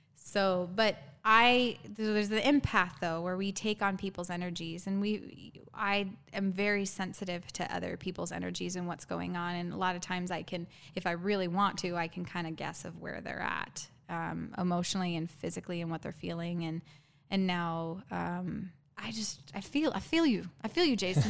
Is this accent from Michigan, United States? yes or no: no; Arizona, United States; I'm born and raised in Arizona, me and my younger brother.